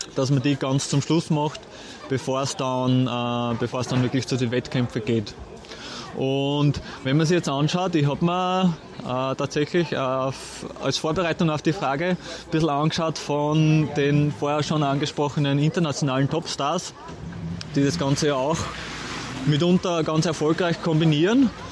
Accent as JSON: {"language": "German", "country": "Austria", "said": "bei uns in Österreich"}